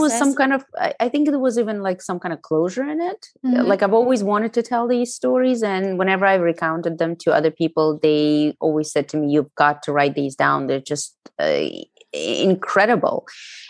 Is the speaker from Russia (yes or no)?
yes; Russia; English is a second language; now in United States; I wanted nothing to do with Russia, with my Russian past. And I wanted to create this fully American identity.